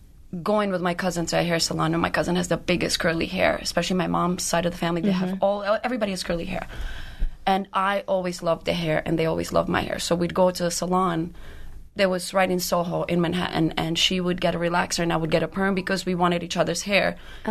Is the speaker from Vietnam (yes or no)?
no; Albania; now in United States; We are from Albania.